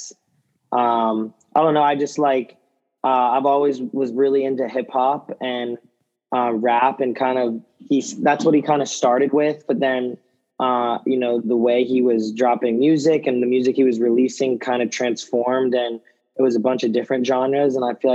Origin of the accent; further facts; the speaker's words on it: Chapel Hill, North Carolina, United States; growing up in Chapel Hill, you know, I'm a diehard UNC basketball fan